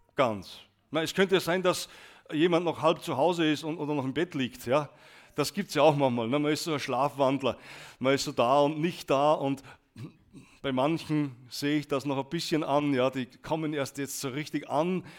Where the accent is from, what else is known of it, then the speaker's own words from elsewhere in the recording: Austria; als Österreicher